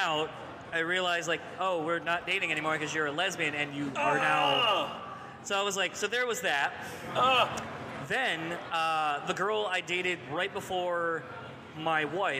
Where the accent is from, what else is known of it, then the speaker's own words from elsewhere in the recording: East Coast, United States; moved away; I grew up on, like, Yo MTV Raps and, like, all that stuff, and I'm originally from the East Coast, so, like, I grew up more initially, like, with 80s metal and, like, early hip-hop.